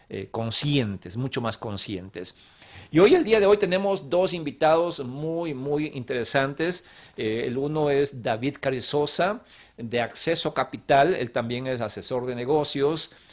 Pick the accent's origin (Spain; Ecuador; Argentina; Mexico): Ecuador; now in Arizona, United States; en mi país Ecuador